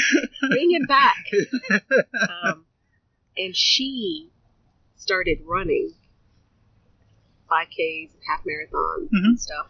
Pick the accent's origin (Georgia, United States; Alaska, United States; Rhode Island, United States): Rhode Island, United States; born there; first language Spanish; English is a second language; Well, I'm the youngest of six, and both my parents are from Colombia, mm-hmm. South America, and my first language was Spanish. But I was born in the States. I was born in Rhode Island.